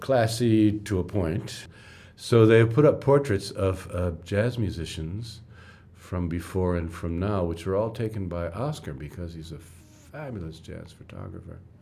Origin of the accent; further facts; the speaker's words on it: New York, United States; moved away as an adult; also born or lived in Ghana / Johannesburg; I'm from New York